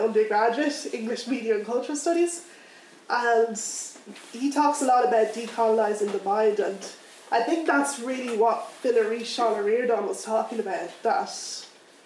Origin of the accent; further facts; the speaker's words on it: Dublin, Leinster, Ireland; also born or lived in Lagos, Nigeria; I was born in Lagos, Nigeria, but I came here when I was 7 months old. I've been living here all my life, so, you know, I can't answer that in one way. Usually when people ask me where I'm from, I just say Dublin because this is where I grew up all my life.